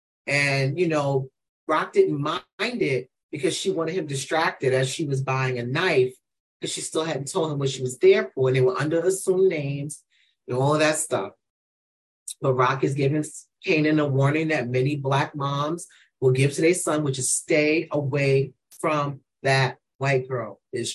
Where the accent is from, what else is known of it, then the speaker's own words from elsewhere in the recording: New York, United States; all she knows is I'm from New York.